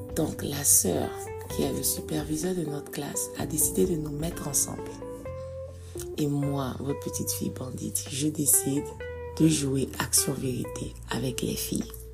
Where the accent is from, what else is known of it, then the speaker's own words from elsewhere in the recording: Côte d’Ivoire; je suis née en Côte d'Ivoire